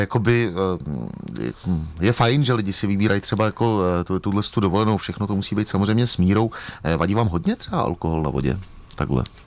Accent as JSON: {"language": "Czech", "region": "Bohemia", "country": "Czechia", "said": "u nás v Čechách"}